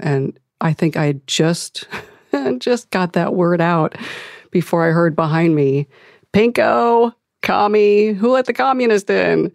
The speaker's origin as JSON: {"language": "English", "town": "Akron", "region": "Ohio", "country": "United States", "said": "I'm from Akron, Ohio"}